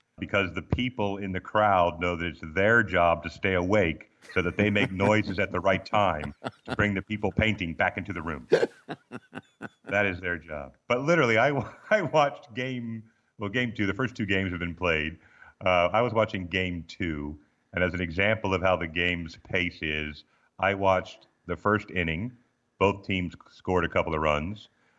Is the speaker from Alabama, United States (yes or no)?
no; Baltimore, Maryland, United States; born there; also born or lived in Missouri; And then I was born in Baltimore, Maryland, as the fancy people say it, but Balmer.